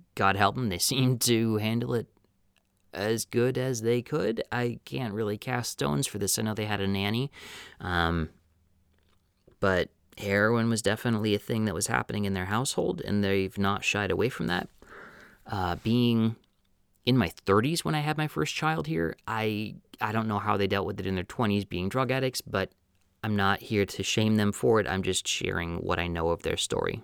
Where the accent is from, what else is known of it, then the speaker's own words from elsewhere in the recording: Wisconsin, United States; growing up in Wisconsin, where I didn't want to be in the small town